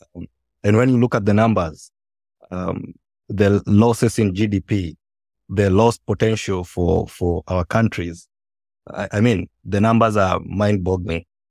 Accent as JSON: {"language": "English", "country": "Kenya", "tie": "born or raised there", "said": "when I was growing up, um, I'm from Kenya"}